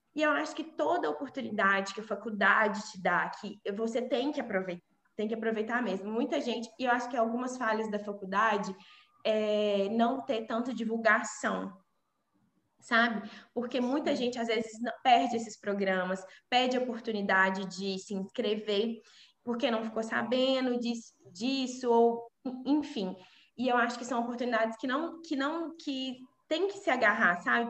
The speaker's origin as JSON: {"language": "Portuguese", "country": "Brazil", "moved": "as an adult", "lives_now": "Coimbra, Portugal", "said": "eu sou brasileira"}